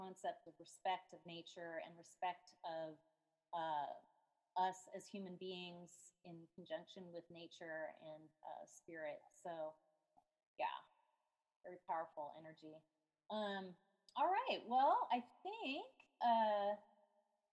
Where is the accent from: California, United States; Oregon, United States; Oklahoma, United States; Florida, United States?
California, United States; San Francisco; now in Seattle, United States; I'm originally from San Francisco